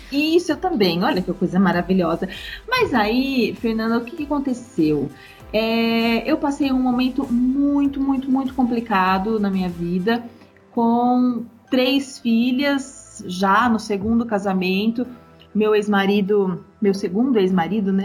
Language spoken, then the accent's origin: Portuguese; Matão, São Paulo, Brazil; moved away as an adult; also born or lived in Fortaleza, Ceará; Eu sou de Matão, do interior de São Paulo.